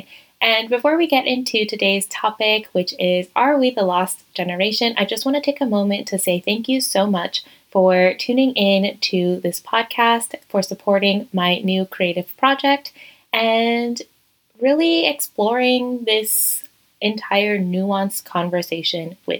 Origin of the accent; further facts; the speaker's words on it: Virginia, United States; moved away as an adult; also born or lived in Madrid, Spain; now in Toledo, Spain; I am originally from Virginia in the United States